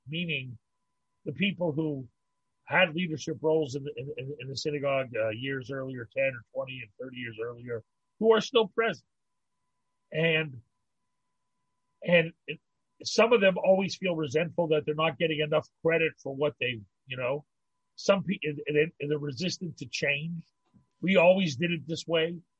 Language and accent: English; Pittsburgh, Pennsylvania, United States; moved away as an adult; also born or lived in New York; now in Montreal, Canada; I grew up in Pittsburgh, I, and I lived in New York